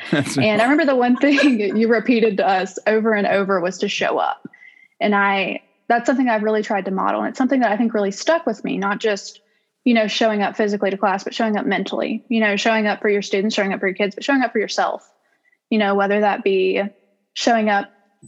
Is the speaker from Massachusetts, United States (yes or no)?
no; Southaven, Mississippi, United States; I am from South Haven, Mississippi, so not too far away. I graduated from South Haven High School in 2018